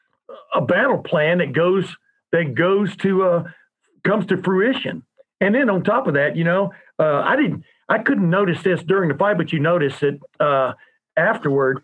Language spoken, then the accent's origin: English; Columbus, Ohio, United States; I'm from Columbus, Ohio